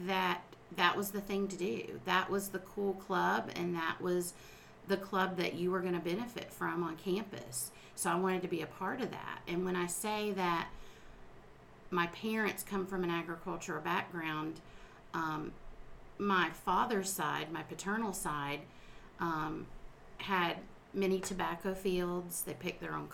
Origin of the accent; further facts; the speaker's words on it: South Lake County, Florida, United States; I'm a lifelong resident of Florida, and I was born and raised in the South Lake County area.